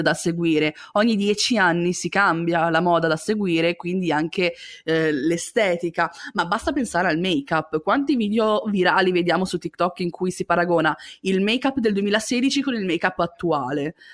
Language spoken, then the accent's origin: Italian; La Spezia, Liguria, Italy; moved away as an adult; now in Milan, Italy; quando mi sono trasferita a Milano dalla Spezia, perché io vengo dalla Spezia, cittadina di provincia